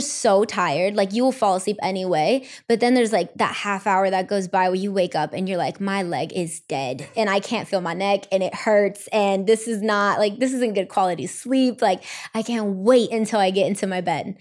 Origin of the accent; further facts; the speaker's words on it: Los Angeles, California, United States; I'm Mexican American. I was born and raised here in L